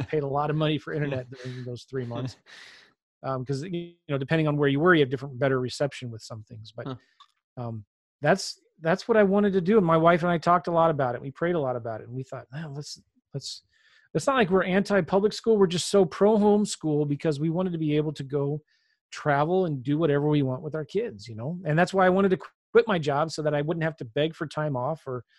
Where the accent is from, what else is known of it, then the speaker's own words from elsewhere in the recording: San Diego, California, United States; also born or lived in Los Angeles; now in St. Louis, United States; I'm from California. I was born in L.A., was kind of raised in San Diego, but moved a lot as a kid.